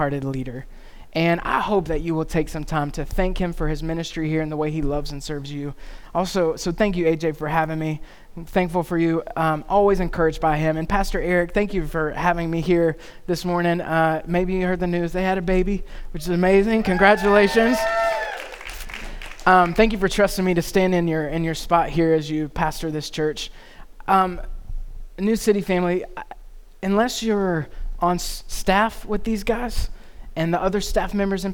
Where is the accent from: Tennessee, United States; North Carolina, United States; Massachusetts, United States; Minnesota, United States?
North Carolina, United States; being from North Carolina, growing up in North Carolina